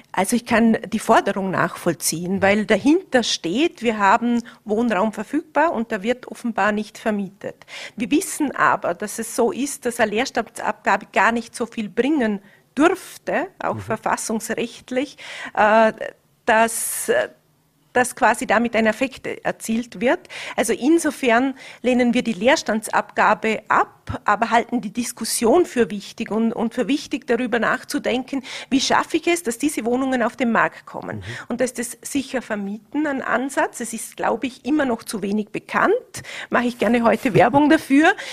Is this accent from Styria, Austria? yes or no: no; Vorarlberg, Austria; bei uns im Ländle